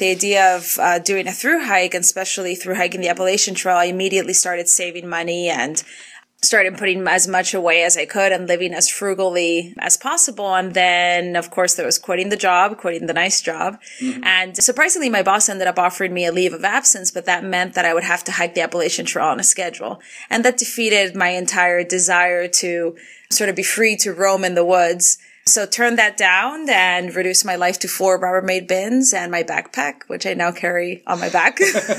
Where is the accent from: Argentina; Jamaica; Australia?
Argentina; also born or lived in Canada; now in Atlanta, United States; I am 31 years old. I live in Atlanta, but I'm originally from Argentina and Canada.